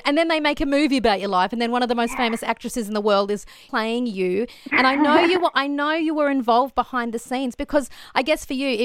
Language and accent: English; Queensland, Australia; I grew up in Queensland and we had pet magpies as well